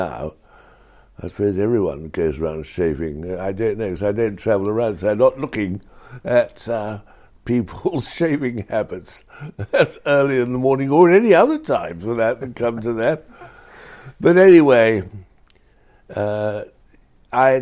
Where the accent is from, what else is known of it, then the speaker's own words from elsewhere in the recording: Oxford, South East England, United Kingdom; I was brought up in Oxford